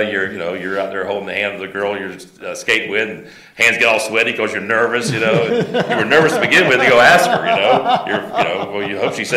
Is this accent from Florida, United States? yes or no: yes; Tampa, Florida, United States; born or raised there